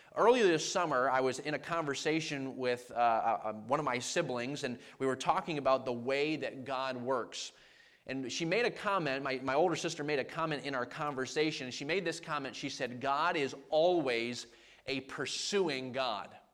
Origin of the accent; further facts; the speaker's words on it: Maine, United States; now in New York, United States; growing up in Maine, I grew up in a household that just loved sports